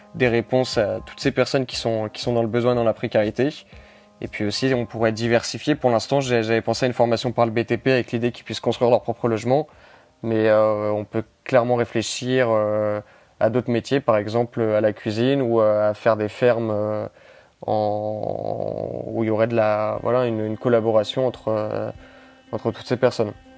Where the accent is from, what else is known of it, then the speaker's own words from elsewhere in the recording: Lyon, Auvergne-Rhône-Alpes, France; moved away as an adult; also born or lived in Lille / Grenoble; j'ai 22 ans, je viens de Lyon.